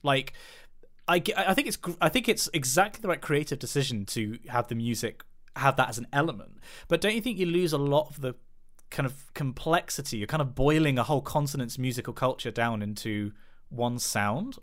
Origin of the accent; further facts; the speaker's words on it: United Kingdom; specifically being white British